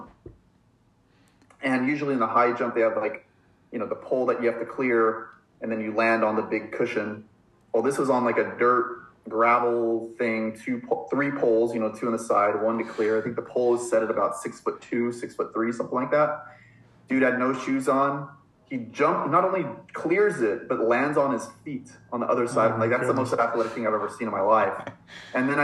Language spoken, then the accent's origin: English; Los Angeles, California, United States; also born or lived in San Diego; where I grew up in Los Angeles